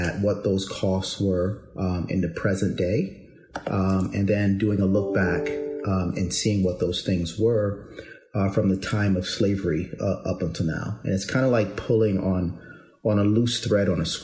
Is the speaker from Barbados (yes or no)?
yes; Barbados; moved away; also born or lived in New York City, United States; I'm originally from Barbados, went to school in, public school systems in New York City, as well as in Barbados